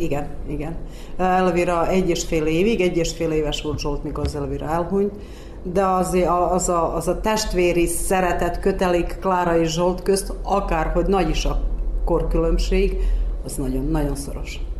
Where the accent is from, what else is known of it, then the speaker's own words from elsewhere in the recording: Udvarszállás, Vojvodina, Serbia; now in Vršac, Serbia; Udvarszállási születésű vagyok, de már 40, majd 42 éve itt élek Versecen